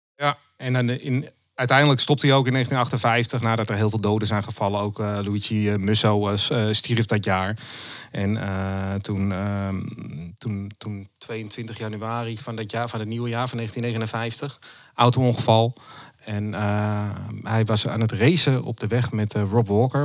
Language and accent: Dutch; Amsterdam, North Holland, Netherlands; also born or lived in Zaanstreek; ik kom uit, ook uit Noord-Holland, geboren in Amsterdam en ik woon nu in de Zaanstreek.